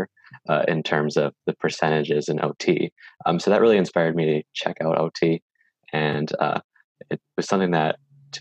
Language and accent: English; Green Bay, Wisconsin, United States; moved away; we were both born in Green Bay and lived around the same area